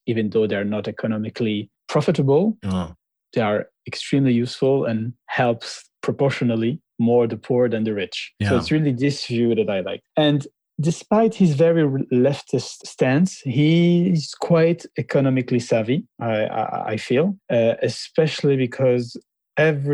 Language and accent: English; France; also born or lived in Lebanon; I'm originally from Lebanon, and I grew up mainly in France since I was 6 years old.